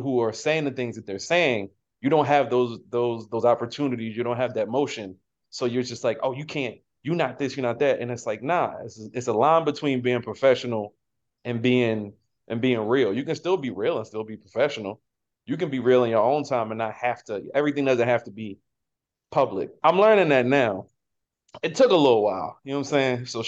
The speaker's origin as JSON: {"language": "English", "town": "Baltimore", "region": "Maryland", "country": "United States", "tie": "born or raised there", "said": "I'm from West Baltimore"}